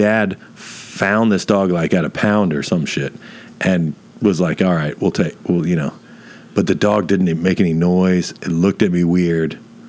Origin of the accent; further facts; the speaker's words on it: Dunedin, Florida, United States; I was born in City of Our Lord, Dunedin, Florida, Year of Our Lord 1981, to European parents.